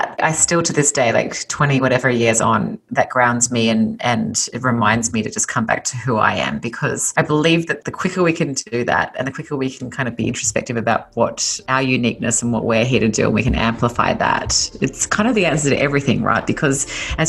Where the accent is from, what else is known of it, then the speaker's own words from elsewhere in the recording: Sydney, New South Wales, Australia; accent: Australian; moved away as an adult; now in Los Angeles, United States; So you might hear from my accent that I'm originally Australian. I was born and raised in Sydney, Australia